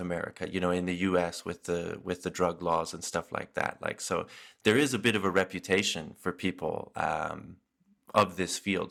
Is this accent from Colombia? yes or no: no; Canada; as a Canadian